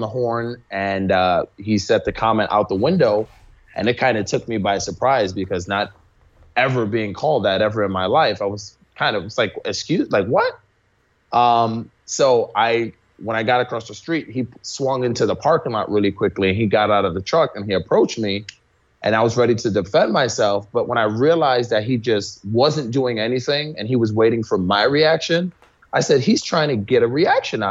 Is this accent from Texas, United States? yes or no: no; New York City, New York, United States; I grew up in New York City in the Bronx.